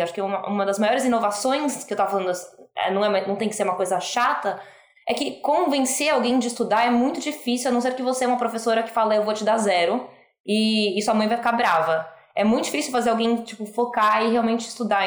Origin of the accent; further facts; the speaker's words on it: Brazil; moved away as an adult; now in United States; eu sou brasileira, mas eu falo um português horrível. Eu moro nos Estados Unidos há 15 anos